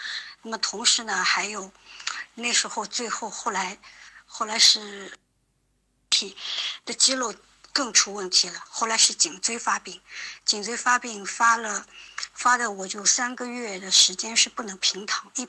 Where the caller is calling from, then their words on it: Shanghai, China; 我是来自上海的一位听友